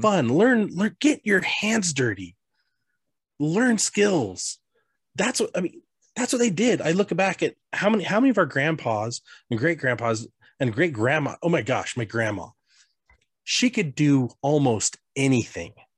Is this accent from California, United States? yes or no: no; Colorado, United States; I grew up in Colorado